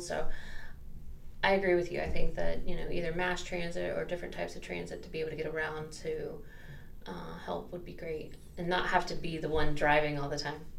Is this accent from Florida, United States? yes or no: yes; Central Florida, United States; also born or lived in Jacksonville, Florida; I was actually born in Jacksonville and I was raised in Central Florida.